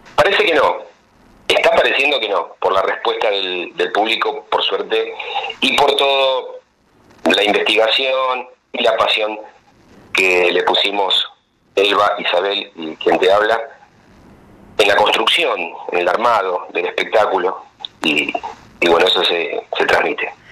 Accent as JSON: {"language": "Spanish", "region": "Buenos Aires", "country": "Argentina", "tie": "born or raised there", "also_born_or_lived": "Europe", "said": "soy de Parque Patricios, que es un barrio eh, muy tanguero"}